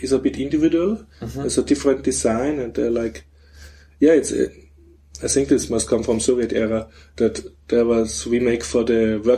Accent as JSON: {"language": "English", "region": "Vienna", "country": "Austria", "said": "I'm from Vienna"}